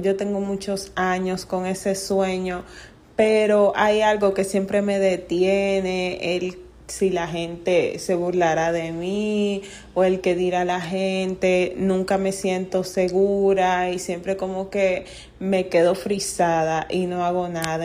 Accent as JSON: {"language": "Spanish", "country": "Dominican Republic", "said": "tengo 23 años y soy de República Dominicana."}